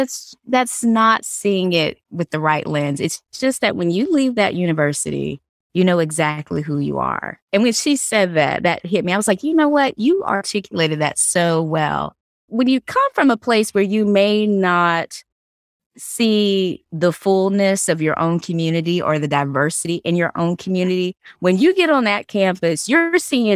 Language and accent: English; the South, United States; because I think growing up in the South, Rodney, I had my own experiences and my own stories.